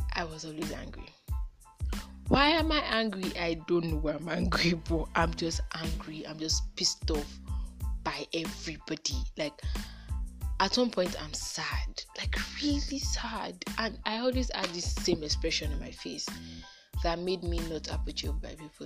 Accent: Nigeria; I'm a Nigerian. Um, mm, I'm a Yoruba girl. Yes, I know how to speak Yoruba very well, and I know how to speak English and Pidgin

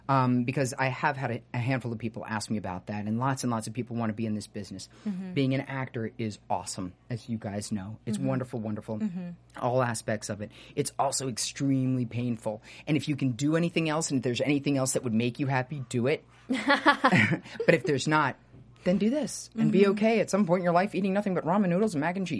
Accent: New York, United States; moved away as an adult; I grew up in New York

